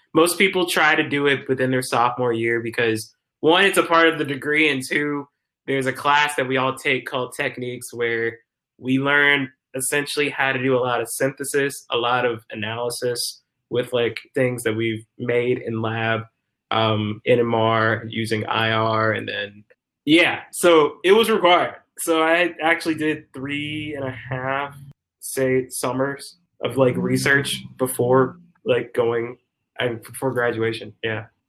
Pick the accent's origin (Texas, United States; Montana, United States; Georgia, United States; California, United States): Georgia, United States; Decatur; moved away as an adult; also born or lived in Stone Mountain, Georgia; now in Minneapolis, United States; I am originally from Decatur, Georgia